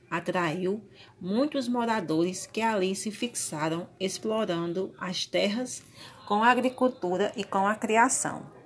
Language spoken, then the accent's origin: Portuguese; São Bento, Paraíba, Brazil; sou da cidade de São Bento